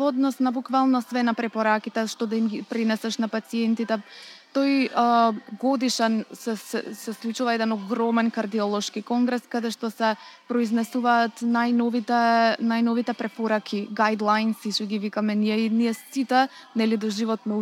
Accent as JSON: {"language": "Macedonian", "country": "North Macedonia"}